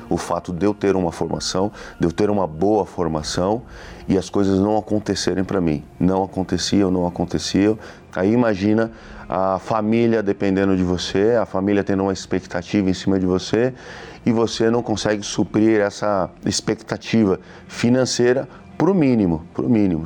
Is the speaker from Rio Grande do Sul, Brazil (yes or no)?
no; Suzano, São Paulo, Brazil; sou da cidade de Suzano